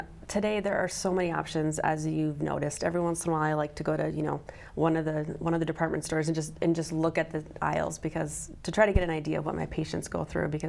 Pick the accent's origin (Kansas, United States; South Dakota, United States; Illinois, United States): South Dakota, United States; Mitchell; also born or lived in Wisconsin; I grew up here in South Dakota, right by Mitchell on a farm nearby there. So I didn't travel very far in my life, but I went to school at Augustana and then medical school at USD and residency in Wisconsin